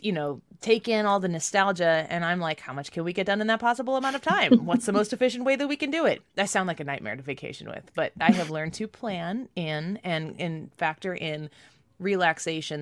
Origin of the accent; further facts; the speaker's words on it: Midwest, United States; I'm from the Midwest, and we have that hot, he, hot, humid weather here